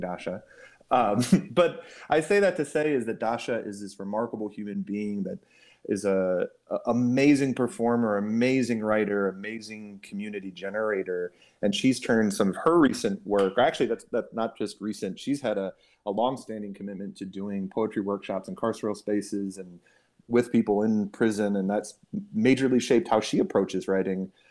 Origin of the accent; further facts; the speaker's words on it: Milwaukee, Wisconsin, United States; my hometown of Milwaukee, Wisconsin